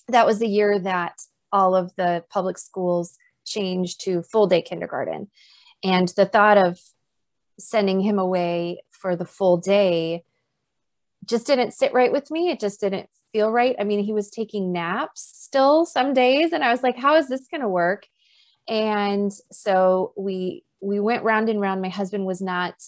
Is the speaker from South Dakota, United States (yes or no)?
yes; South Dakota, United States; moved away as an adult; also born or lived in North Carolina; now in Twin Cities, United States; both my husband and I were born and raised in South Dakota